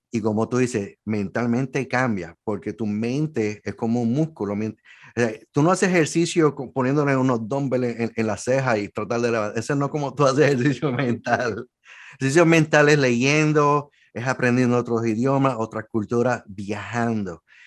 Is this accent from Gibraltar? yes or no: no; Puerto Rico; soy de Puerto Rico